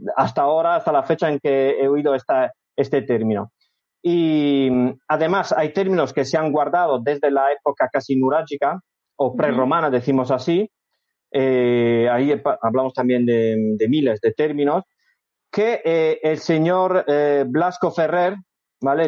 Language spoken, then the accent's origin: Spanish; Sardinia, Italy; moved away as an adult; now in Valencian Community, Spain